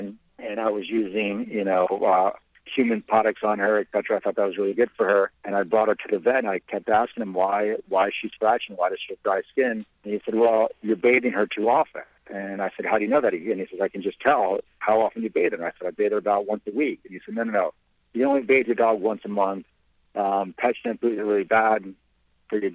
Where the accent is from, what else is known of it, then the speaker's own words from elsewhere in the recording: Italy; also born or lived in Paris, France; now in United States; I was born in Italy